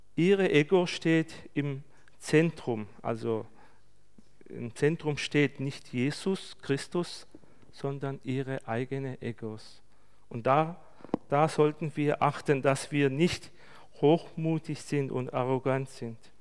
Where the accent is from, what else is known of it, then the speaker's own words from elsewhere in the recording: Turkey; bei uns in der Türkei